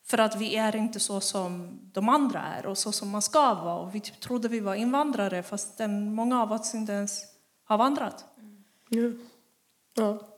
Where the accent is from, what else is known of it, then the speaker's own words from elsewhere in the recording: Stockholm, Stockholm County, Sweden; Vet de inte att jag är från Husby?